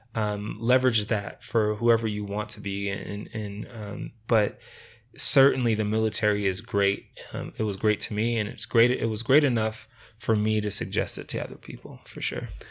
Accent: Rochester, New York, United States; moved away as an adult; also born or lived in Layton, Utah; now in Ogden, United States; I actually grew up in Rochester, New York

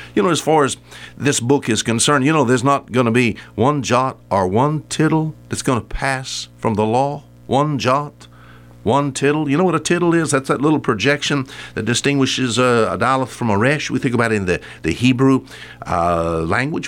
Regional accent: United States; I'm an American

